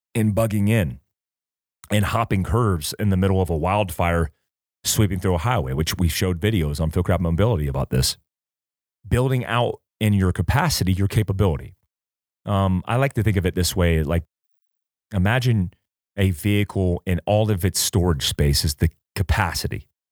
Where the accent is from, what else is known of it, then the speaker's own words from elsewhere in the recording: North Carolina, United States; I grew up in North Carolina